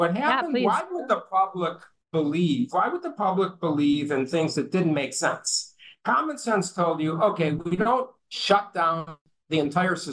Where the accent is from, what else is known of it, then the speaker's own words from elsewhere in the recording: United States; I'm an American